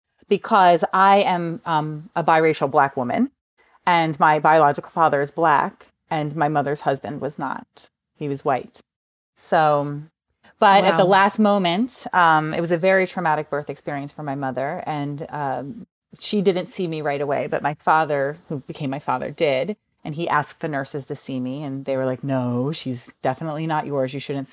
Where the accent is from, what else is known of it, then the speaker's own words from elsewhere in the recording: New Jersey, United States; I grew up in New Jersey, if you can't tell from the terrible accent.